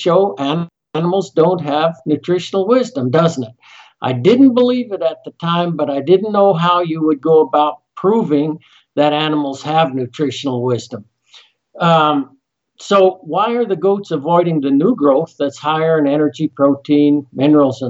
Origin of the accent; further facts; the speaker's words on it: Colorado, United States; moved away; also born or lived in Utah; I'm from Colorado originally, love the mountains